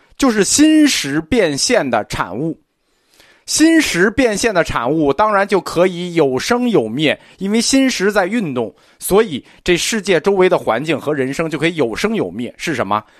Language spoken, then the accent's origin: Chinese; China; 我们中国人的信仰习惯